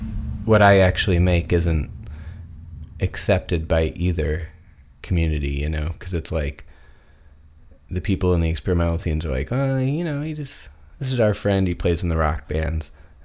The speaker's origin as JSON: {"language": "English", "area": "Chicago suburbs", "region": "Illinois", "country": "United States", "tie": "born or raised there", "said": "I grew up in the suburbs."}